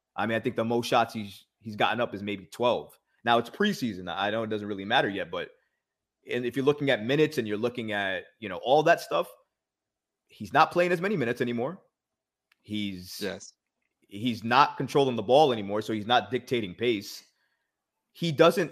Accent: New York, United States; growing up in New York

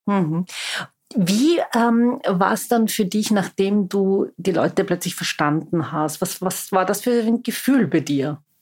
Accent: Vienna, Austria; Ich bin waschechte Wienerin

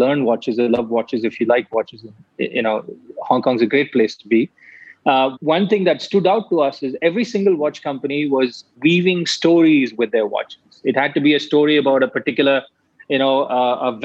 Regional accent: Chennai, Tamil Nadu, India; moved away; I grew up in Chennai when I was young

